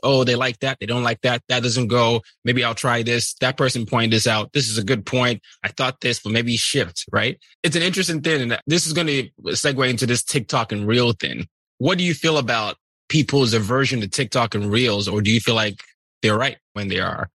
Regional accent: Nigeria; I'm Nigerian

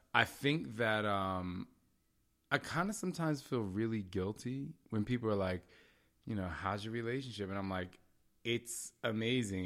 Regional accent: New Jersey, United States; I'm from Jersey

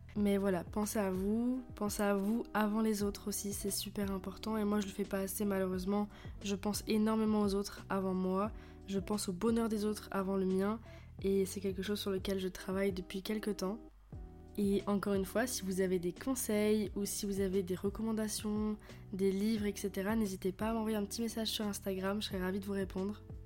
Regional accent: France; je suis française, j'habite en France

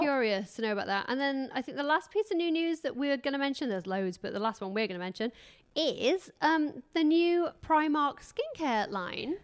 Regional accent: England, United Kingdom; I'm English

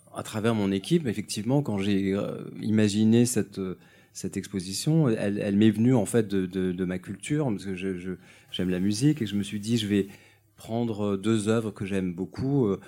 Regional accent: Nice, Provence-Alpes-Côte d'Azur, France; Je suis niçois

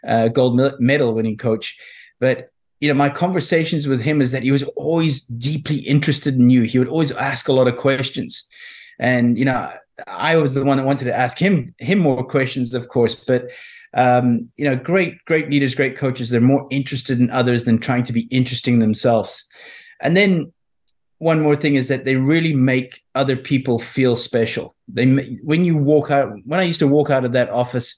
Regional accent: South Africa; I was brought up, you know, growing up in South Africa

